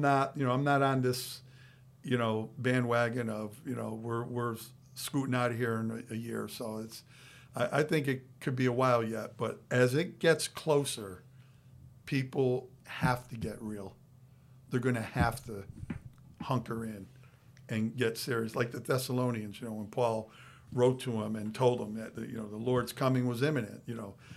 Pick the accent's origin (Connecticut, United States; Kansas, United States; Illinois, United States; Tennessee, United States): Connecticut, United States; Waterbury; now in Florida, United States; growing up in Waterbury, Connecticut, how half the people we know are no longer alive.